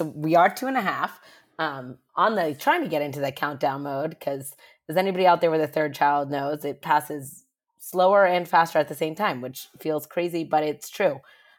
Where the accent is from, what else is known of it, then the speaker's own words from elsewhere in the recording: Maine, United States; I am from Maine. I am also the third of four kids. Was not raised Jewish, but we are raising our kids Jewish.